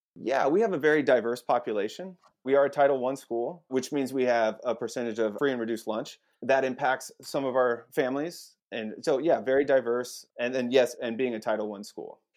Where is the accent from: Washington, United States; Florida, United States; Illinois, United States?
Washington, United States; Eastern; moved away as an adult; also born or lived in Salt Lake City, Utah; now in Portland, United States; I'm from Eastern Washington.